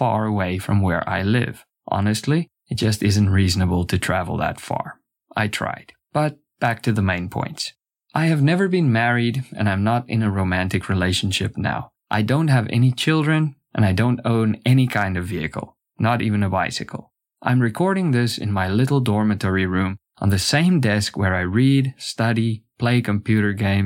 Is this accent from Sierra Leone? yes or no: no; South Africa; now in South Korea; I was born and raised in South Africa. I'm an Afrikaner, both ethnically and culturally.